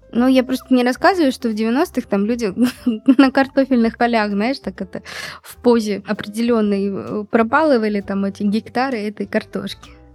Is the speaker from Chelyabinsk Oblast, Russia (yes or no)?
yes; Magnitogorsk, Chelyabinsk Oblast, Russia; в моем родном городе, городе Магнитогорске